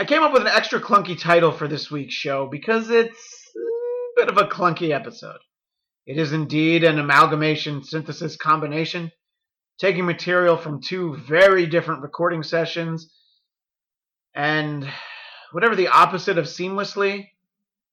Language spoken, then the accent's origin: English; New York, United States; moved away as an adult; now in California, United States; I'm a New Yorker by birth. Although I suspect at some point I'll have lived in California just as long as I did in New York